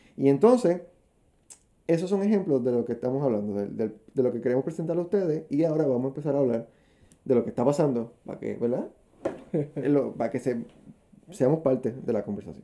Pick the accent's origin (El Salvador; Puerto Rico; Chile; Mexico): Puerto Rico; aquí en Puerto Rico